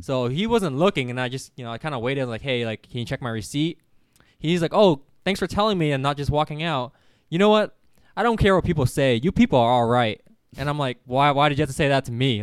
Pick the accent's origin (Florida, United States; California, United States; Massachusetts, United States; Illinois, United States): California, United States; growing up in California